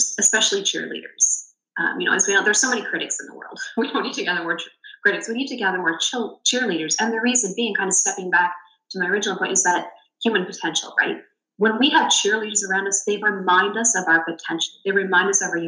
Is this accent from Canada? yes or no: yes; Canada; being Canadian